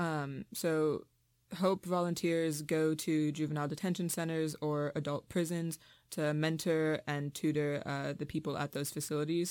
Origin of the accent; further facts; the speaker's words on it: Richmond, Virginia, United States; moved away as an adult; now in Massachusetts, United States; I'm from Richmond, Virginia, which is a really segregated city